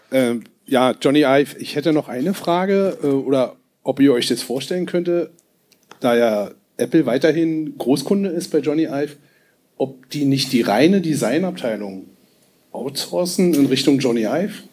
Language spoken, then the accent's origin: German; Thuringia, Germany; ich komme aus Thüringen.